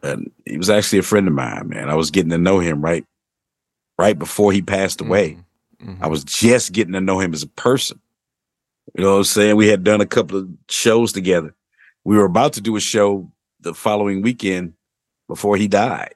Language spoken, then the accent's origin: English; Missouri, United States; Missouri, mm-hmm. my home state